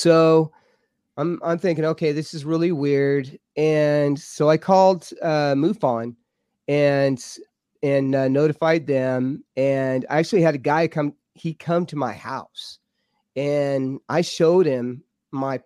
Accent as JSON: {"language": "English", "town": "Lubbock", "region": "Texas", "country": "United States", "moved": "yes", "lives_now": "Mineral Bluff, United States", "said": "I'm from Texas, so we don't get a whole lot of rain in Lubbock"}